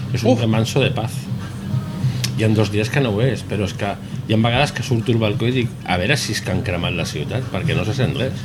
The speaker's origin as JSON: {"language": "Catalan", "area": "Barcelona", "region": "Catalonia", "country": "Spain", "moved": "yes", "lives_now": "Vilanova i la Geltrú, Spain", "said": "jo no sóc vilanoví, sóc d'una altra ciutat que no anomenaré"}